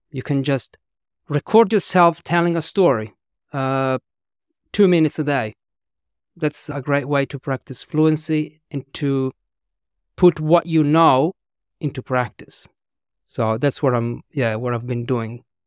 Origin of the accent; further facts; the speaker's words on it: Italy; English is a second language; moved away as an adult; also born or lived in London / Australia / New Zealand; I was born and raised in Italy. I couldn't speak English until I was in my twenties.